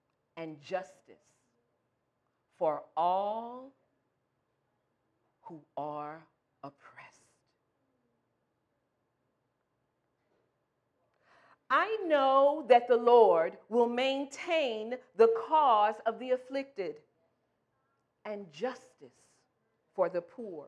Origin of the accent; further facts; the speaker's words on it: St. Louis, Missouri, United States; moved away as an adult; I'm from the Midwest. I'm from St. Louis, Missouri. Originally, we've been in this area for about 14 years.